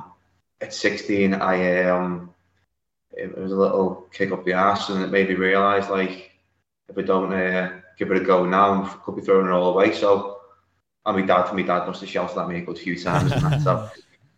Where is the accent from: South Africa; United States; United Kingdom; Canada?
United Kingdom; the Wirral, just outside Liverpool, North West England; I'm just outside Liverpool, more on the Wirral, so which is next to Tranmere Rovers